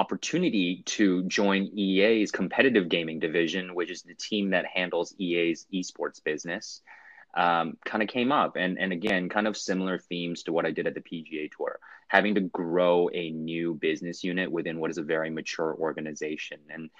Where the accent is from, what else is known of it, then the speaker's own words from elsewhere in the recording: Vancouver, British Columbia, Canada; also born or lived in Hong Kong / Singapore / Germany; I grew up in Hong Kong. I was born in Hong Kong. And actually grew up in Vancouver, British Columbia in Canada with a stint in between there in Singapore and Germany.